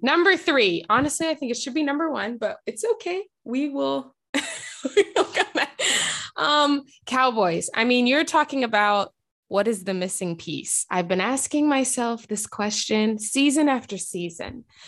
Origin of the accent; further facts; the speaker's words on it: Texas, United States; now in Portland, United States; I was raised in Texas